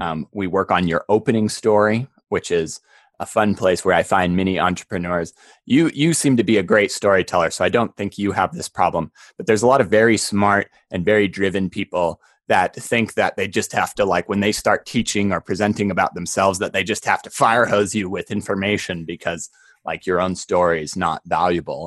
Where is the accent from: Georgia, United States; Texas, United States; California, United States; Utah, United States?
Utah, United States; Park City; growing up in Park City